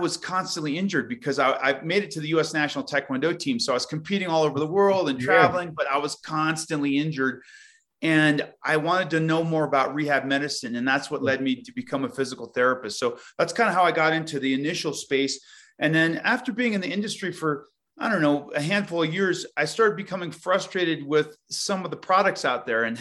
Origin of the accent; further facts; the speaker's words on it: Colorado, United States; I grew up basically in Colorado